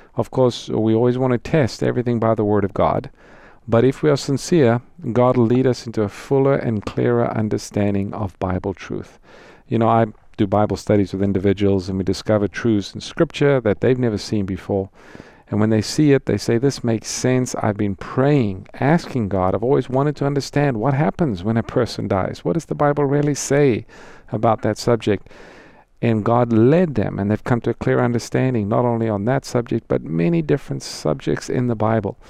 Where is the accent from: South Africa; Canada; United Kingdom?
South Africa; moved away; I'm from South Africa, grew up there